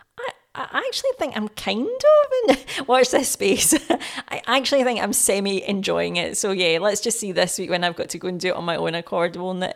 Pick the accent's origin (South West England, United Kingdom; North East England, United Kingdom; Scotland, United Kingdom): Scotland, United Kingdom; I'm Scottish. I've been here obviously all my life.